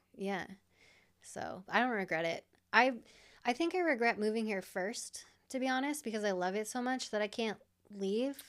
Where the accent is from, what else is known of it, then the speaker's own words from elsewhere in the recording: Iowa, United States; I'm from Iowa